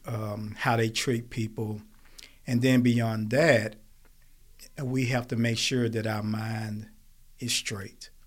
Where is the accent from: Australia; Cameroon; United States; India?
United States; Smithfield; I grew up in Smithfield